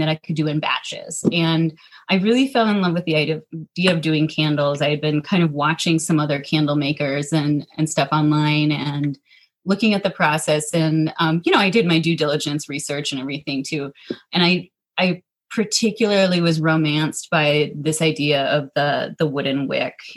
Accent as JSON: {"language": "English", "region": "Minnesota", "country": "United States", "tie": "born or raised there", "said": "I'm born and raised in Minnesota. I've actually only lived in Minnesota"}